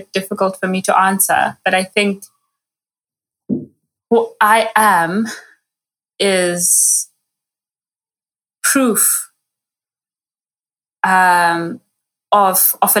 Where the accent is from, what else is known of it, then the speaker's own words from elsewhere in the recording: Zimbabwe; now in South Africa; So I am South African-based, Zimbabwean-born